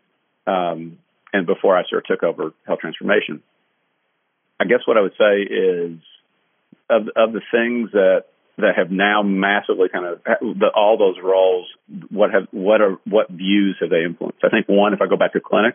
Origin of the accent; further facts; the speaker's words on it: Kentucky, United States; moved away; I'm from Kentucky